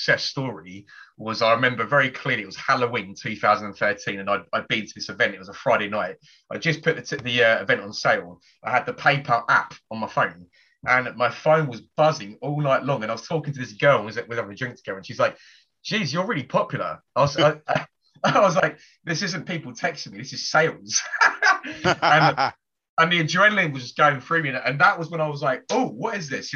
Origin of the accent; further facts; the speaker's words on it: Hertfordshire, East of England, United Kingdom; moved away as an adult; also born or lived in Bedfordshire; now in London, United Kingdom; I was born in Bedfordshire, but we moved to Hertfordshire when I was probably about 4 years old.